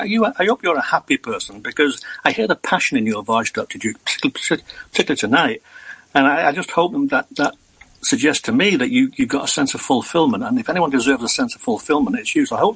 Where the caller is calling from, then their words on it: Lancashire, North West England, United Kingdom; I'm calling from Lancashire.